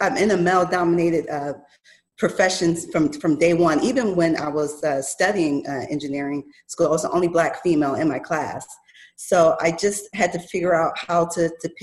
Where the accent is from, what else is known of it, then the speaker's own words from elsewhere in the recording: Buffalo, New York, United States; moved away as an adult; also born or lived in Rochester, New York; now in Arizona, United States; I'm from Buffalo, New York